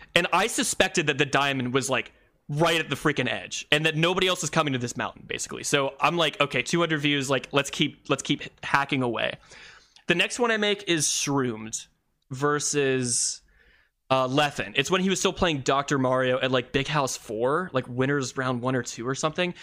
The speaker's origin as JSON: {"language": "English", "town": "Columbus", "region": "Ohio", "country": "United States", "tie": "born or raised there", "said": "my hometown of, uh, Columbus, Ohio"}